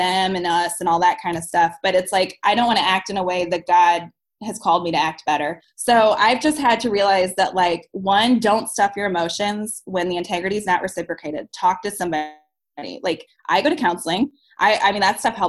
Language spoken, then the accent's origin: English; St. Louis, Missouri, United States; I'm from St. Louis